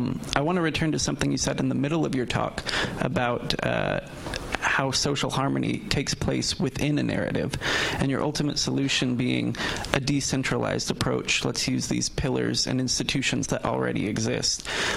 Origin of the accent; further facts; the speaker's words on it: United States; moved away as an adult; also born or lived in Japan; now in London, United Kingdom; As an American and somebody who just lived in Japan for a year